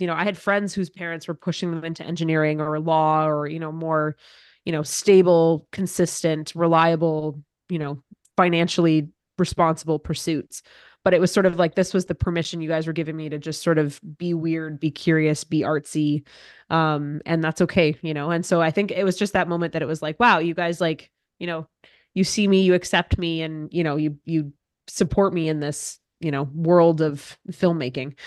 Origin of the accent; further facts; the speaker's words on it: Cochrane, Alberta, Canada; moved away as an adult; now in Ottawa, Canada; I grew up in the same town Dad still lives in, in Cochrane, Alberta